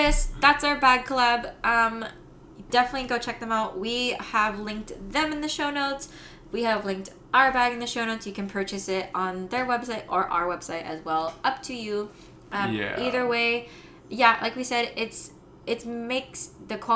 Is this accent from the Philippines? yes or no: yes; Philippines; I'm Filipino